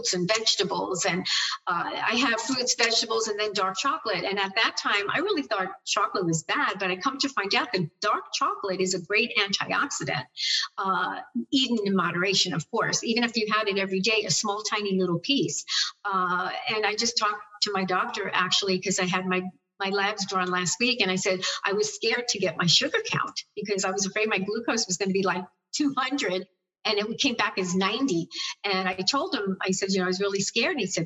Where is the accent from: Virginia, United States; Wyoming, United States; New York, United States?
New York, United States; I'm a New Yorker